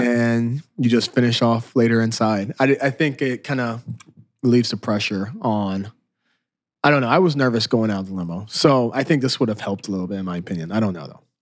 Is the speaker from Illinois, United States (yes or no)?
yes; Southern Illinois, United States; now in Chicago, United States; We're from Southern Illinois. We moved to Chicago.